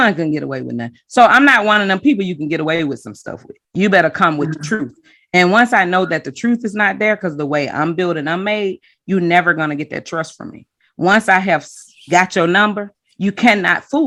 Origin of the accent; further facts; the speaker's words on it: the South, United States; I was growing up in the South and being domesticated into, you know, Southern shade